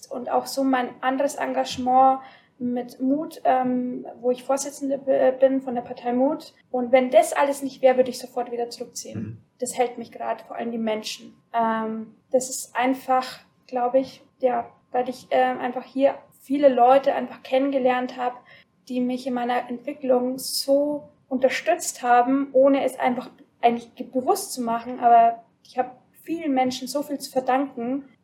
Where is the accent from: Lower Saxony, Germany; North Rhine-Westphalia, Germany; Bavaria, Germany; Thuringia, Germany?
Bavaria, Germany; also ich komme aus dem Bayerischen Wald, ähm, Landkreis Deckendorf